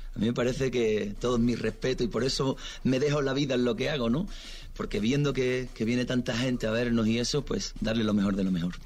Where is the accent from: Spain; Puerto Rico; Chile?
Spain